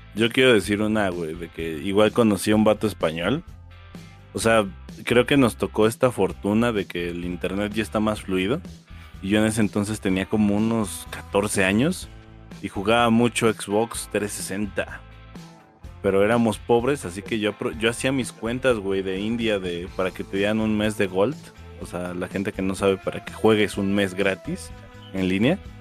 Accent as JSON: {"language": "Spanish", "country": "Mexico", "said": "yo soy de México"}